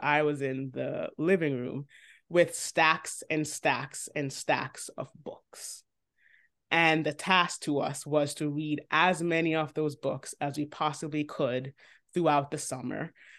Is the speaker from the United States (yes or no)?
no; Jamaica; the soil from which the bud first sprouted is Jamaica.